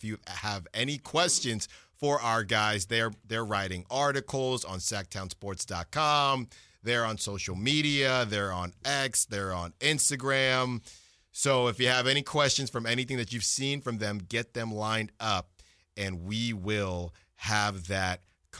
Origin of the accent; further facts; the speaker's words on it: Virginia, United States; born there; I was born in Virginia, actually, so maybe that's part of it.